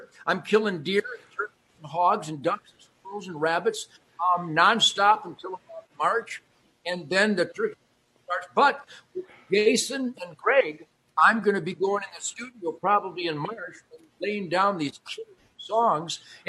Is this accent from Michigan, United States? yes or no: yes; Detroit, Michigan, United States; also born or lived in Redford, Michigan; And then we moved to Rosedale Park around 1959 when my sister Kathy was born, and that was 15963 Warwick.